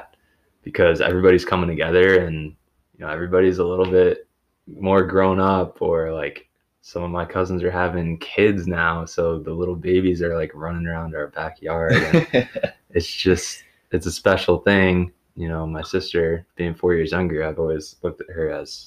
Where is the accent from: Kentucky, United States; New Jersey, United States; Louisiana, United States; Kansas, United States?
New Jersey, United States; moved away; I am from Jersey